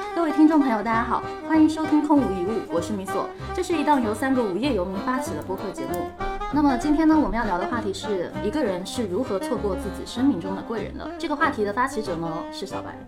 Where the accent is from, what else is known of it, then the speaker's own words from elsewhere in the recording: Hangzhou, Zhejiang, China; 因为我杭州人嘛